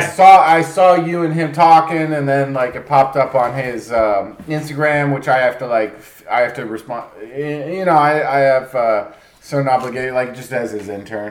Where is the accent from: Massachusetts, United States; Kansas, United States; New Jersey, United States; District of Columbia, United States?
New Jersey, United States; also born or lived in New York City; I'm from Jersey